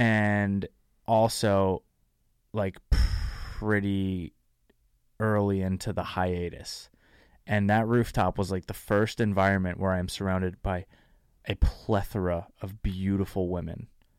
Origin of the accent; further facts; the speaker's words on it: New Jersey, United States; moved away as an adult; now in San Diego, United States; Dude, I'm from New Jersey.